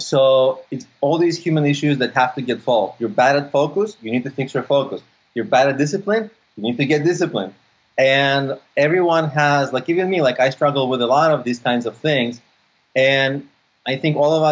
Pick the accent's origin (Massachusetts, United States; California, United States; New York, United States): California, United States; San Francisco; also born or lived in Odessa, Ukraine; I grew up in the States. I grew up in San Francisco.